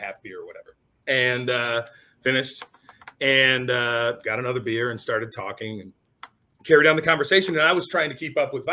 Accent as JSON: {"language": "English", "country": "United States", "tie": "born or raised there", "said": "the class that I was born into in the United States"}